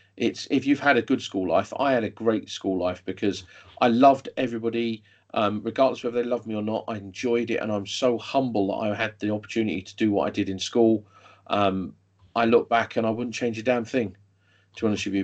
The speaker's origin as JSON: {"language": "English", "region": "London", "country": "United Kingdom", "tie": "born or raised there", "moved": "as an adult", "said": "I grew up in London. I then moved out of London"}